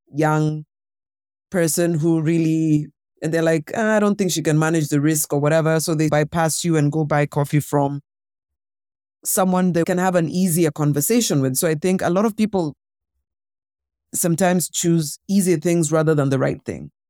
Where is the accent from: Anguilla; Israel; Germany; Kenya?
Kenya; being a Kenyan woman myself